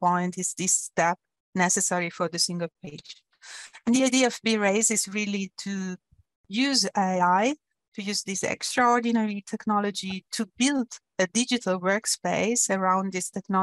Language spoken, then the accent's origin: English; Italy; moved away as an adult; also born or lived in Germany; now in Zurich, Switzerland; I come from Italy. I studied in Italy